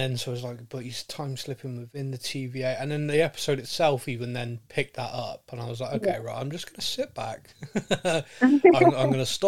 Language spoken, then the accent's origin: English; Bristol, South West England, United Kingdom; I'm being from Bristol